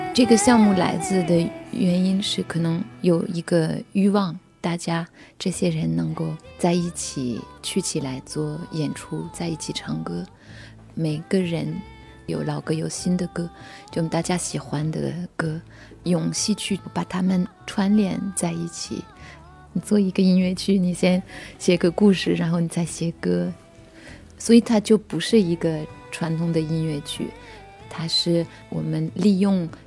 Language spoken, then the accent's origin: Chinese; France; Chinese is a second language; moved away as an adult; 我也是从法国来的，就背的一个大书包